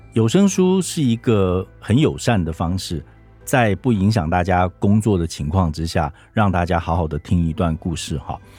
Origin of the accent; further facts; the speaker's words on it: Taiwan; 我们台湾人